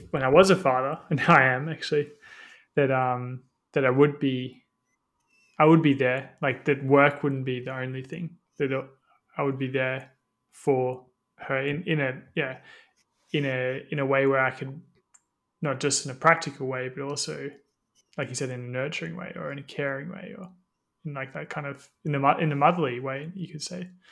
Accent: Australia; growing up in Australia

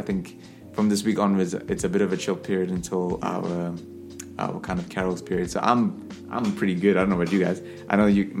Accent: South Africa; I'm South African people.

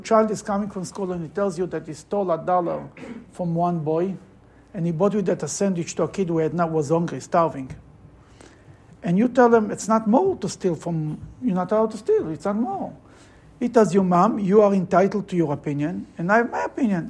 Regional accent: Russia; moved away; I'm coming from Russia

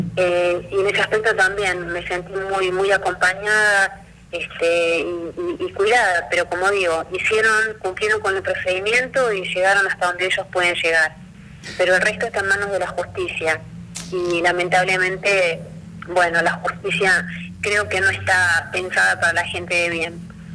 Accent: Buenos Aires, Argentina; moved away as an adult; now in Río Gallegos, Argentina; yo soy de Buenos Aires y me vine a vivir a Río Gallegos.

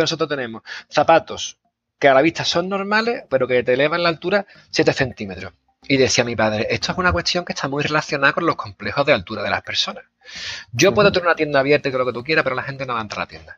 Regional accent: Seville, Andalusia, Spain; accent: Sevillano; mi acento sevillano

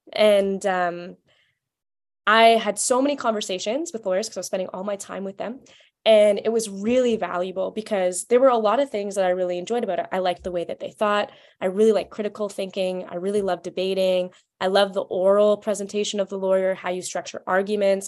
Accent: Vancouver, British Columbia, Canada; moved away as an adult; also born or lived in Washington, D.C.; I'm originally from Vancouver, Canada

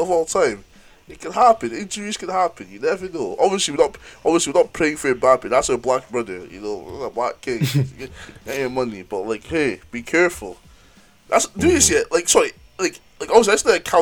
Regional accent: Aberdeen, Scotland, United Kingdom; we're from Aberdeen

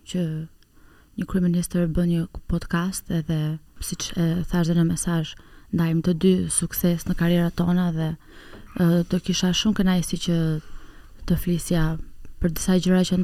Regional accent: Tirana, Tirana County, Albania; unë un kam lindur në Tiran

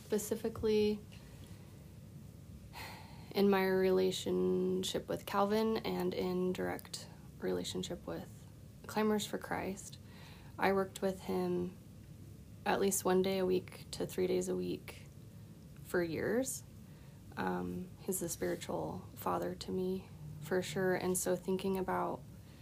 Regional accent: Bend, Oregon, United States; from Bend, Oregon

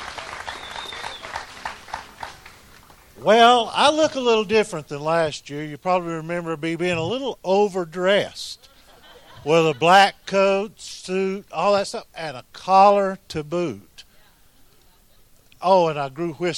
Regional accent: Southeast, United States; now in Wyoming, United States; I'm from the Southeast.

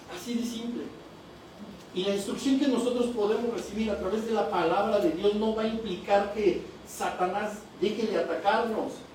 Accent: Toluca, State of Mexico, Mexico; de México

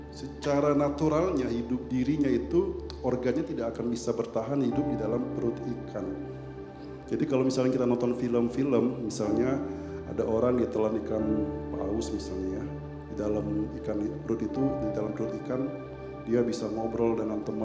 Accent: Palembang, South Sumatra, Indonesia; Karena saya orang Palembang, entah kenapa saya menemukan bahwa kitab Yunus ini diterjemahkan dalam bahasa Palembang.

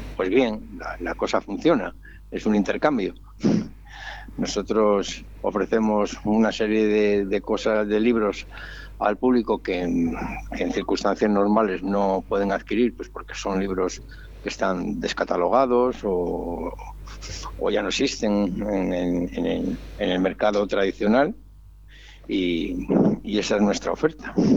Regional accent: Santander, Cantabria, Spain; moved away; vengo de Santander

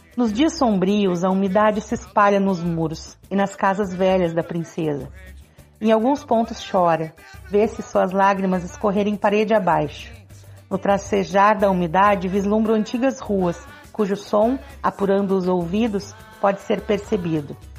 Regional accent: Pelotas, Rio Grande do Sul, Brazil; moved away; Eu estou aqui matando a saudade dos meus e da, da, minha terra

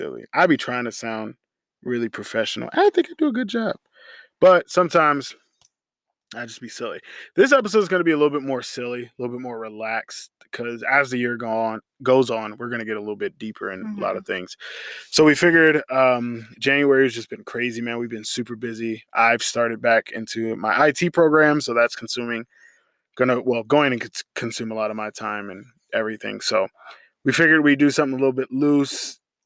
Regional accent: Colorado, United States; also born or lived in Germany; we both grew up here in Colorado

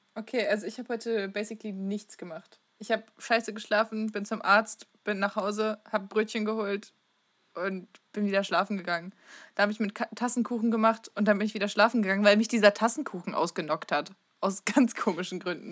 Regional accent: East Frisia, Lower Saxony, Germany; Ich komme aus Ostfriesland

